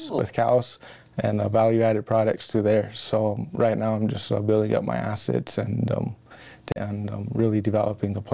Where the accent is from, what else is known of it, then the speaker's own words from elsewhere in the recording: Pine Ridge Reservation, South Dakota, United States; I grew up on the Pine Ridge Reservation, bred, born, and raised